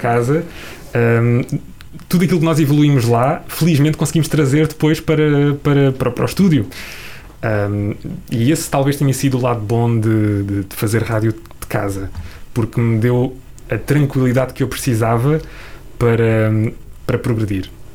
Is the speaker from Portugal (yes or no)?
yes; Ponte de Sor, Alentejo, Portugal; moved away; com onze anos, eh, eu vivia no, no Alentejo e, e na altura entrei numa rádio local, na rádio local da minha terrinha